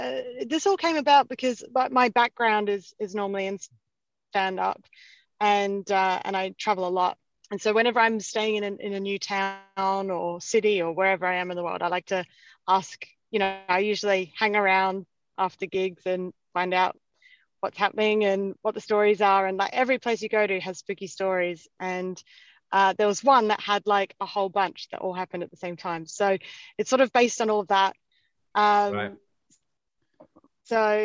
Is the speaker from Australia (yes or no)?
yes; Adelaide, South Australia, Australia; now in London, United Kingdom; Yeah, I'm from Australia and I'm from Adelaide as well, which is a smaller city